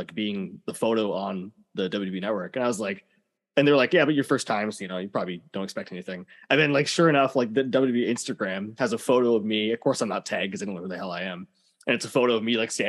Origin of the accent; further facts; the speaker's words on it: Canada; being Canadian wrestlers